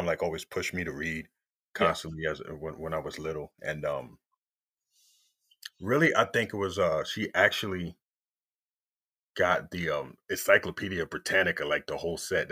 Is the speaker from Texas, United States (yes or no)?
no; Uniondale, New York, United States; I grew up in Uniondale, New York